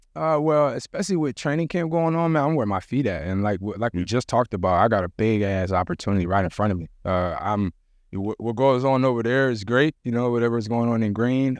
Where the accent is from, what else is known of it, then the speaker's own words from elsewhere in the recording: Jamaica; I'm Jamaican